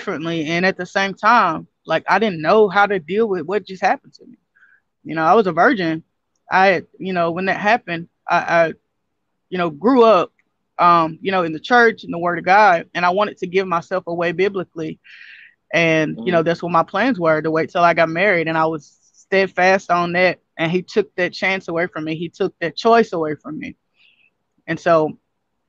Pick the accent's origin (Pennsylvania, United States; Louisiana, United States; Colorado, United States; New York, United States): Louisiana, United States; Castor; also born or lived in Shreveport, Louisiana; Like I grew up in Shreveport for, a few years of my life, but I'm born and raised in Castor, Louisiana, which is a town